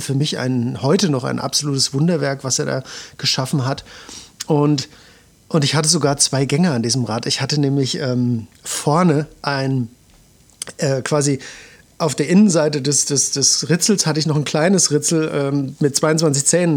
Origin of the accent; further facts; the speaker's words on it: Suhl, Thuringia, Germany; moved away; ich komme ganz ursprünglich mal aus Suhl